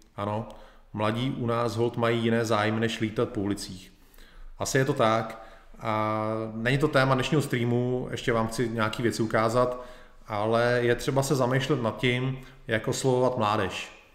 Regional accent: Czechia; u nás v Čechách

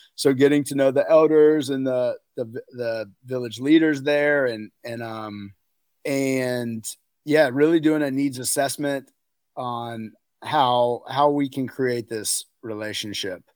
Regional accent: outside of Raleigh, North Carolina, United States; now in Crested Butte, United States; I was raised in, outs, outside of Raleigh, North Carolina

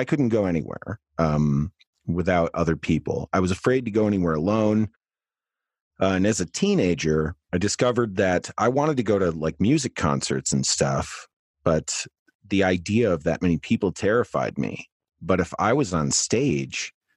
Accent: Saginaw, Michigan, United States; I grew up in Saginaw, Michigan

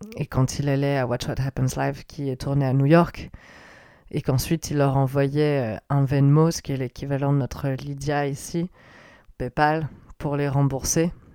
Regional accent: France; je suis française hein, d'origine

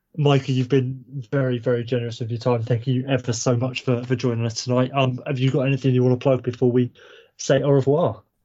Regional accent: Kent, South East England, United Kingdom; now in Norwich, United Kingdom; I'm from Kent, so down near uh, Canterbury

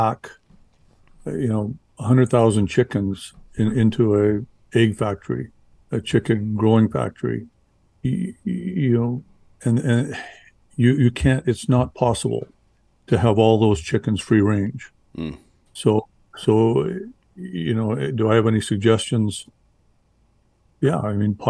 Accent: Canada; I'm from Canada

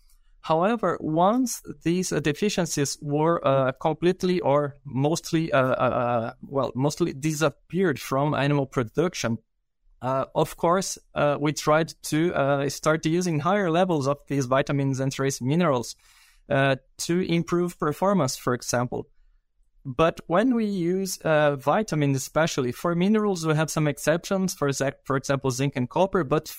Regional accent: Brazil; English is a second language; I'm a veterinarian from Brazil. And I did my master and my PhD in Brazil as well.

